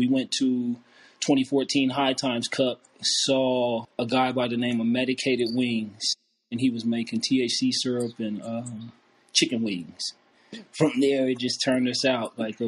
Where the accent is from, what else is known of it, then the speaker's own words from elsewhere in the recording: Denver, Colorado, United States; also born or lived in Grand Island, Nebraska; I'm originally from Grand Island, Nebraska, but I grew up here in Denver, Colorado.